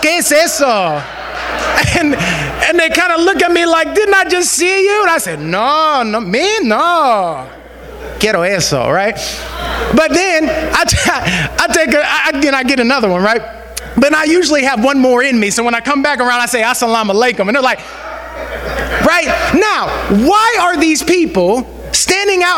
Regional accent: Western Pennsylvania, United States; growing up in Western Pennsylvania

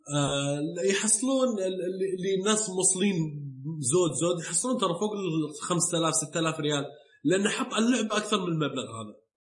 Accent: Saudi Arabia; عندنا بالسعوديه

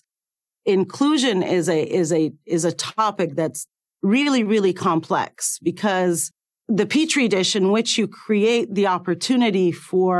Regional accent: Cairo, Cairo Governorate, Egypt; moved away as an adult; I was born in Cairo, Egypt, and I went to medical school there

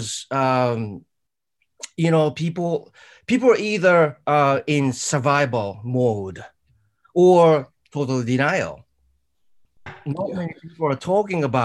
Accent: Japan; I grew up in Japan

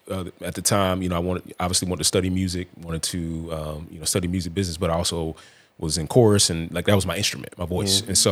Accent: Atlanta, Georgia, United States; I'm from the South Side. I'm getting back to the A.

